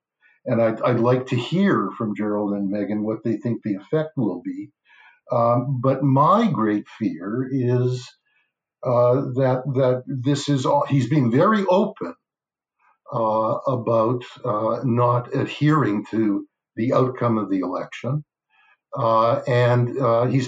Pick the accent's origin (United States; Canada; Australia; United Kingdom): Canada; as a Canadian